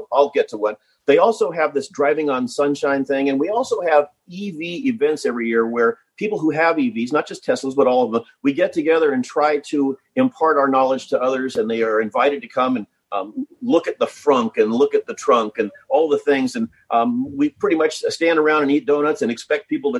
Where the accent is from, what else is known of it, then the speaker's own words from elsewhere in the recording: Laguna Beach, California, United States; now in Florida, United States; My hometown is Laguna Beach